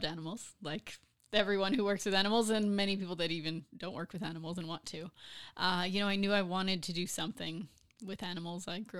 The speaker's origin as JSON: {"language": "English", "town": "Cedar Park", "region": "Texas", "country": "United States", "tie": "born or raised there", "said": "In Cedar Park, Leander."}